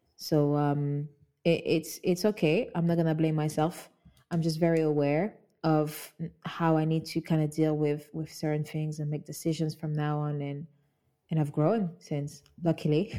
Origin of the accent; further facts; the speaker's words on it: Kinshasa, DR Congo; now in London, United Kingdom; That's where I grew up. I'm from Congo Kinshasa. I grew up in Kinshasa